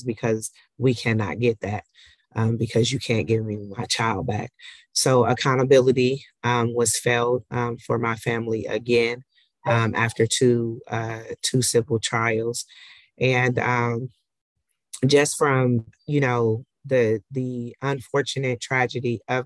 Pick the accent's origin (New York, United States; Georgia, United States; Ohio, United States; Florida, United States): Ohio, United States; Columbus; I am from Columbus, Ohio